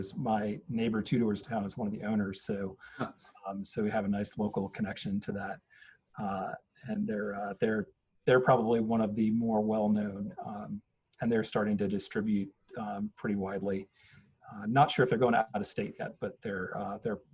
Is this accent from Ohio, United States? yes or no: no; Northern New York, United States; also born or lived in Washington, D.C. area; now in Raleigh, United States; I grew up in Northern New York